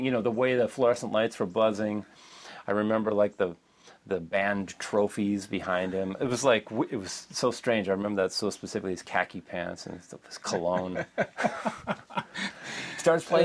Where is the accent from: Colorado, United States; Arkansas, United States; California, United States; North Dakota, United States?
California, United States; Moraga; also born or lived in Oakland, California; I was born in Oakland, but grew up in a small town called Moraga